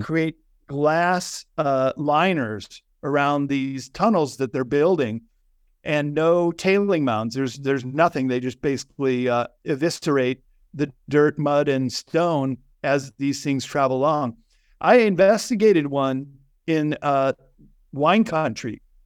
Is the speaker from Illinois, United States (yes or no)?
yes; Chicago, Illinois, United States; I grew up in Chicago